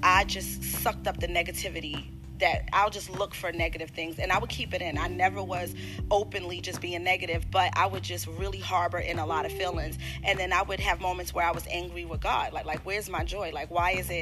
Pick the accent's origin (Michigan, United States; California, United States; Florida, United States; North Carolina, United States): North Carolina, United States; Maxton; also born or lived in New York; now in Charlotte, United States; At the age of 6, I moved to Maxton, North Carolina